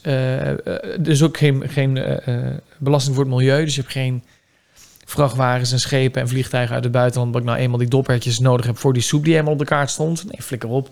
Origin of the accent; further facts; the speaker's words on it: North Brabant, Netherlands; waar ik vandaan kom